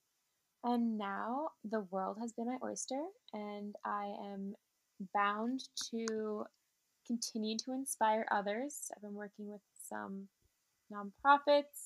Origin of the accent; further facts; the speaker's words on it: New York City, New York, United States; growing up in Manhattan, I was able to really be exposed to different cultures